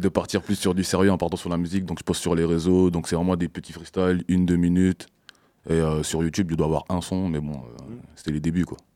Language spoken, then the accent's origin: French; Guadeloupe; moved away as an adult; now in Poitiers, France; je viens de la Guadeloupe